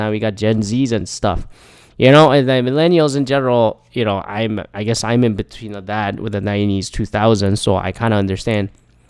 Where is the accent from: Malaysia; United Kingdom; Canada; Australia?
Canada; But I like the fact that I'm a Canadian citizen. And then I think a lot of Canadian people are like more representative about that.